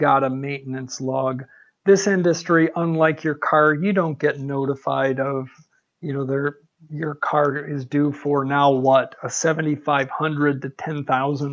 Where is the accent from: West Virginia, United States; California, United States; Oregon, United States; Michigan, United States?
Michigan, United States; now in Arizona, United States; Born and raised in Michigan